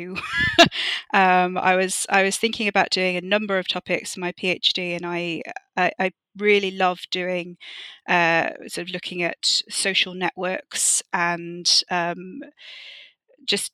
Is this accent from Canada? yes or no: no; Wales, United Kingdom; I grew up in Wales and there are so many castles here locally